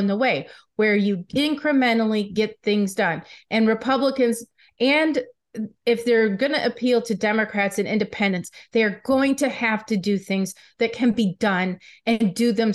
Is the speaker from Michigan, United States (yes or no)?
yes; Michigan, United States; I'm from Michigan